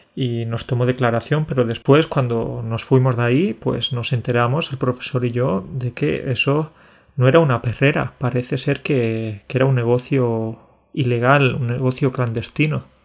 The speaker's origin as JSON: {"language": "Spanish", "town": "Alcalá la Real", "region": "Andalusia", "country": "Spain", "said": "en mi pueblo, en Alcalá, en Alcalá la Real, que es un pueblo de Andalucía"}